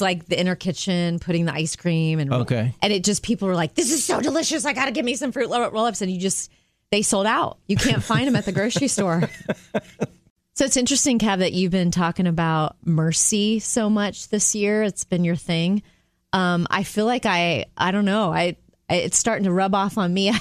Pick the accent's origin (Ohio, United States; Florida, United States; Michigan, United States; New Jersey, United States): Florida, United States; Jupiter; growing up in Jupiter, Florida, it would probably be the smell of the salt, the sea air.